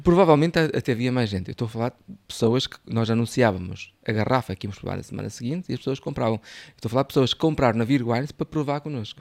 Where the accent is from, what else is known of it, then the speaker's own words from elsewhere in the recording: Arcos de Valdevez, Norte, Portugal; Da minha terra, eu sou, eu sou o Arcos Alves, ou seja, o, ali nas margens do, do Lima